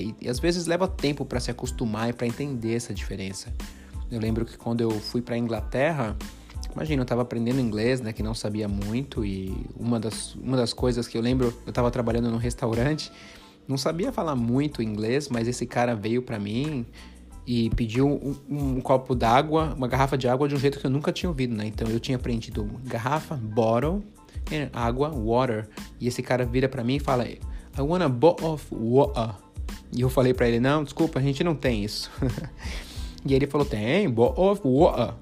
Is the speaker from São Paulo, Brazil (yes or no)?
yes; São Paulo, Brazil; now in Portland, United States; São Paulo, que é da onde que eu sou